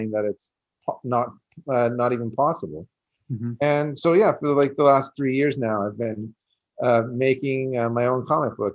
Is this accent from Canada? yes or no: yes; Canada; I'm Canadian